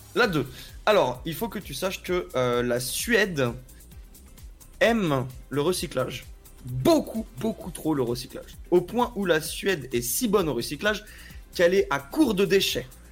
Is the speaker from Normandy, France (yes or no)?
no; Paris, Île-de-France, France; je suis né à Paris